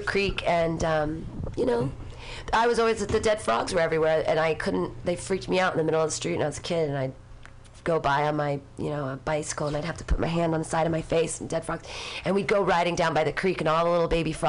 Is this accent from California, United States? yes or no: yes; Danville, California, United States; also born or lived in Livermore; I grew up in Danville